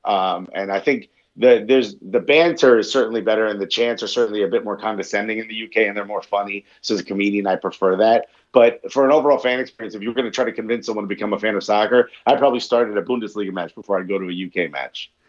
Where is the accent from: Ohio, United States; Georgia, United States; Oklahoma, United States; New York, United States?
New York, United States; as a New Yorker and a comedian